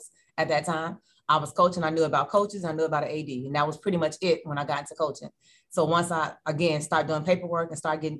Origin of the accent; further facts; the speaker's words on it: Chicago, Illinois, United States; moved away as an adult; now in Hampton Roads, United States; I'm from Chicago